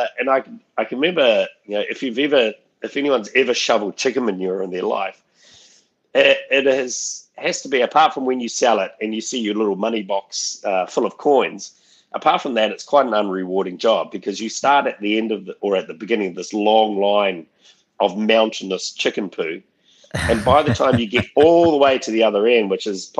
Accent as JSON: {"language": "English", "region": "Auckland", "country": "New Zealand", "tie": "born or raised there", "also_born_or_lived": "Massey, Auckland", "said": "We were born in Massey on a poultry farm called Exchange Poultry Farm. And then when we were 10, we moved to Henderson Valley, west of Auckland, to another poultry farm"}